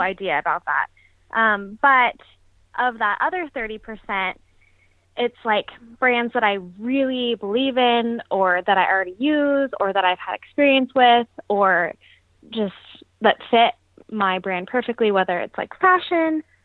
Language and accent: English; Las Vegas, Nevada, United States; moved away as an adult; now in San Francisco, United States; I'm originally from Las Vegas, born and raised